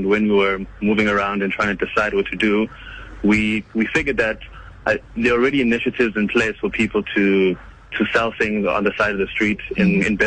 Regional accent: Rwanda; now in South Africa; I'm from Rwanda, originally

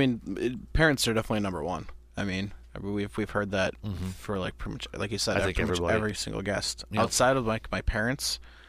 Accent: the Mississippi, Midwest, United States; growing up on the Mississippi

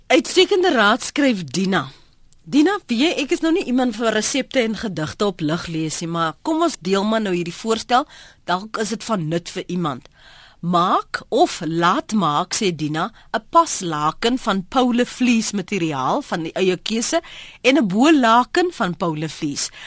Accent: Free State, South Africa; Ek het in Makwa in die Oos-Vrystaat um groot geword

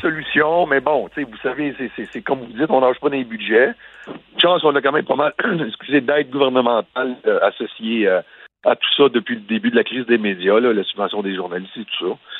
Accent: Montreal, Quebec, Canada; je suis de Montréal

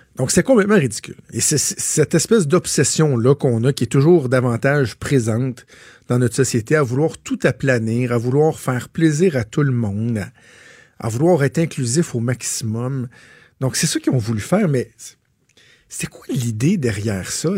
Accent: Quebec, Canada; Je suis d'abord avant tout québécois. Je suis canadien aussi. Je suis fier d'être québécois.

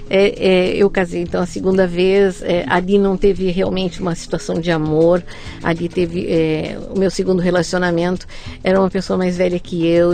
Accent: Porto Alegre, Rio Grande do Sul, Brazil; Sou gaúcha, nascida em Porto Alegre

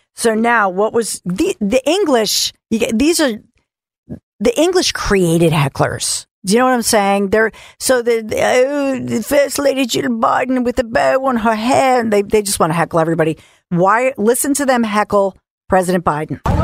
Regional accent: United States; As an American

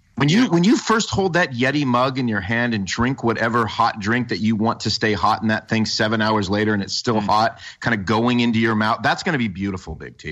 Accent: the North, United States; now in Southern US; as a Northerner

